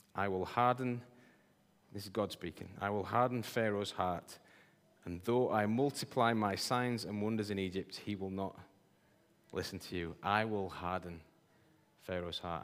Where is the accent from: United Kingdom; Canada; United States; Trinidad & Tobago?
United Kingdom; Yorkshire and the Humber; I'm a Yorkshireman